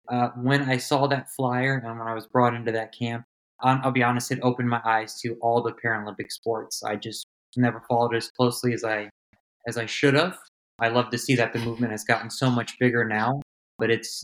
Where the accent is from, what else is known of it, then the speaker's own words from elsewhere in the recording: Virginia, United States; also born or lived in Germany; I grew up in Northern Virginia, bounced between Northern Virginia and Germany